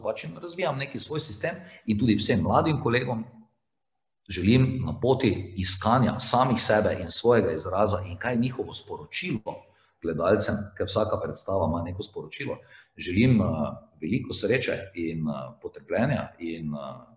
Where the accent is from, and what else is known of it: Slovenia